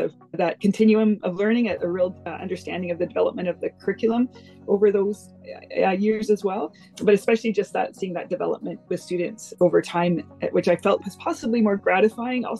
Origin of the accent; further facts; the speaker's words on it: Richmond, British Columbia, Canada; now in Gulf Islands, Canada; I've been living in the Gulf Islands for over 20 years now, but I grew up in Richmond.